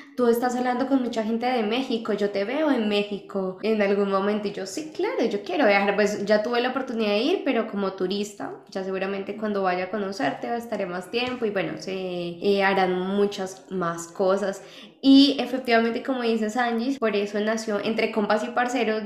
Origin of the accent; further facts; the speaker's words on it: Colombia; de Colombia. Vivimos en países diferentes